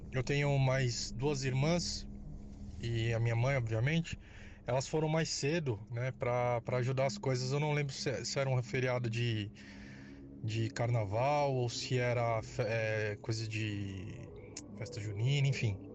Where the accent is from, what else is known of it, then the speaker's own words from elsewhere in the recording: São Paulo, Brazil; Sou …, sou aqui de São Paulo